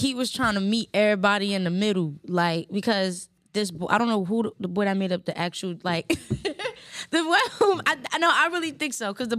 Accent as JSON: {"language": "English", "region": "New Jersey", "country": "United States", "said": "we are from New Jersey."}